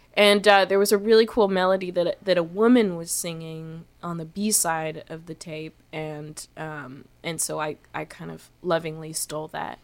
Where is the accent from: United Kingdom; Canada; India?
Canada; feeling like so Canadian